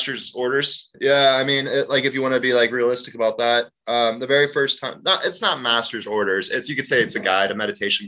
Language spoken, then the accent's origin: English; Cape Town, Western Cape, South Africa; I was born in Cape Town, South Africa during the apartheid